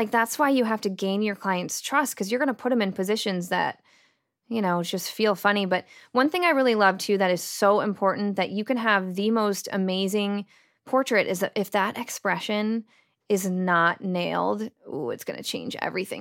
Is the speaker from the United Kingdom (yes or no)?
no; United States; accent: American; my American accent.